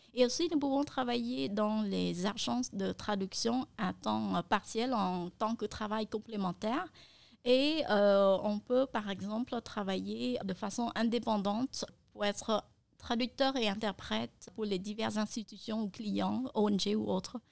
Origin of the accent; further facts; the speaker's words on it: Cambodia; first language Khmer; French is a second language; ma langue maternelle qui est le khmer